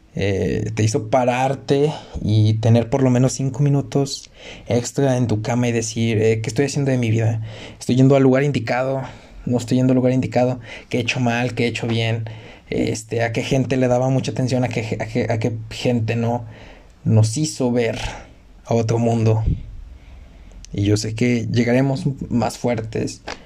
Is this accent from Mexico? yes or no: yes; Mexico